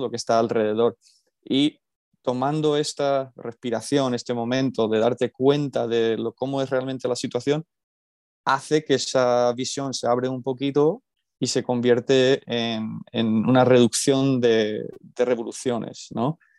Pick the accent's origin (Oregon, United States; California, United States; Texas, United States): California, United States; moved away as an adult; also born or lived in Extremadura, Spain; now in Alcalá de Henares, Spain; yo soy originalmente de California, nací allí, me crié allí, fui al instituto allí, fui a la universidad allí